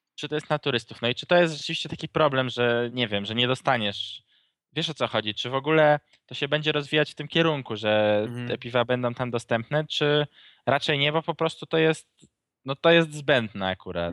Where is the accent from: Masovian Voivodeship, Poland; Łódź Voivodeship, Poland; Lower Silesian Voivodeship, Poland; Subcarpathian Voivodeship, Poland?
Łódź Voivodeship, Poland; Łódź; u nas w Łodzi